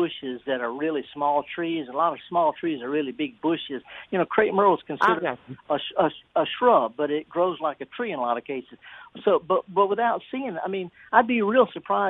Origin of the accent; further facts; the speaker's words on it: Mississippi, United States; I'm born and raised in Mississippi. My people have been here a long time